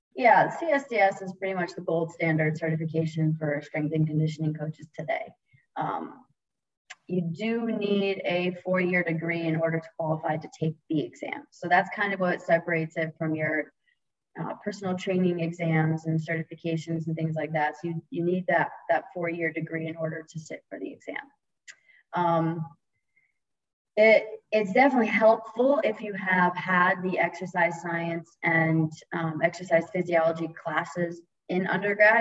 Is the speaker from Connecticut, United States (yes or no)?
yes; Stamford, Connecticut, United States; moved away as an adult; now in Florida, United States; I'm born and raised in Connecticut. Um, you know, 45 minutes outside New York City in a little town called Stamford, Connecticut